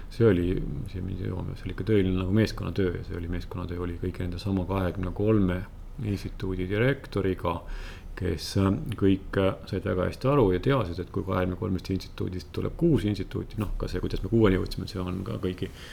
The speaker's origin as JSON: {"language": "Estonian", "town": "Võru", "region": "Võru County", "country": "Estonia", "tie": "born or raised there", "moved": "yes", "said": "ma olen Võrust, Võrust pärit"}